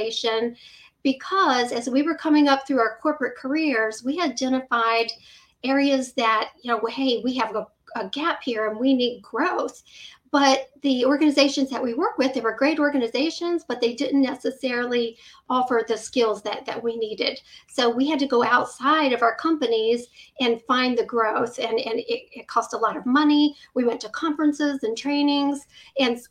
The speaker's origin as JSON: {"language": "English", "region": "Virginia", "country": "United States", "tie": "born or raised there", "said": "I've lived in Virginia all my life"}